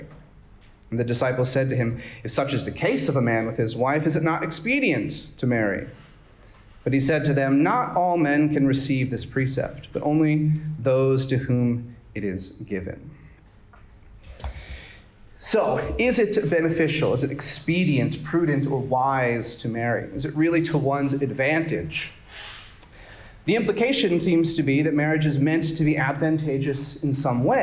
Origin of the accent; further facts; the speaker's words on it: United States; I'm American